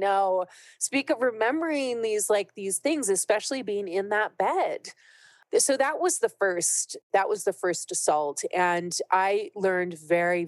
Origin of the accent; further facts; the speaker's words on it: California, United States; I'm from California.